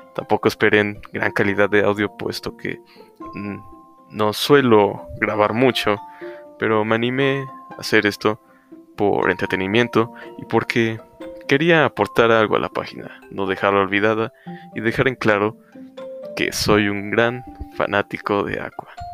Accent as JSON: {"language": "Spanish", "country": "Mexico", "said": "yo soy mexicano"}